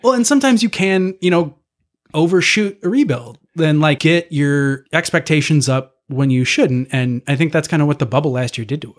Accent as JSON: {"language": "English", "town": "DeKalb", "region": "Illinois", "country": "United States", "tie": "born or raised there", "said": "my hometown"}